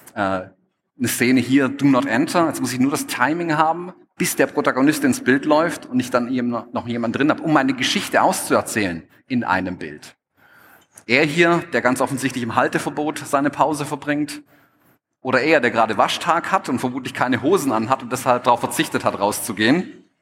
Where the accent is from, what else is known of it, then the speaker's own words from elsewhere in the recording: Stuttgart, Baden-Württemberg, Germany; accent: Swabian; ich bin Schwabe, ich komme aus Stuttgart, man hört es vielleicht auch ein bisschen.